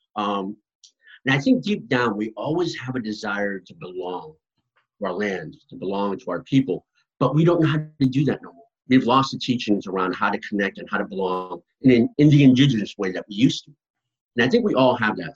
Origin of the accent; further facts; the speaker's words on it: right outside of Boston, Massachusetts, United States; moved away; also born or lived in Mi'kmaq territory; I grew up right outside of Boston in my young years. So I grew up in Massachusetts, very much an urban environment